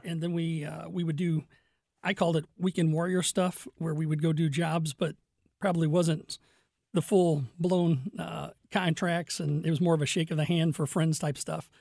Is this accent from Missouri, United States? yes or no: yes; Fenton, Missouri, United States; also born or lived in Crestwood, Missouri / Kirkwood, Missouri; I grew up in Fenton